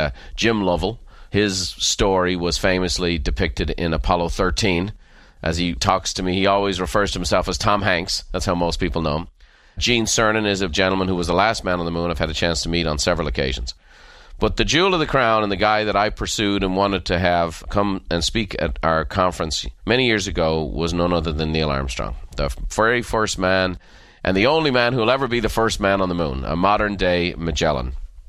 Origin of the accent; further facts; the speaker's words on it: Ireland; As a child growing up in Ireland, I just remember thinking how outlandish it was that people would shoot for the stars